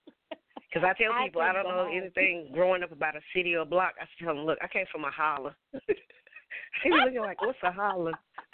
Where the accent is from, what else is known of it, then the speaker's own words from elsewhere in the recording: West Virginia, United States; Because I'm from West Virginia, and I'm going to be honest. Anybody from West Virginia, there was no black music.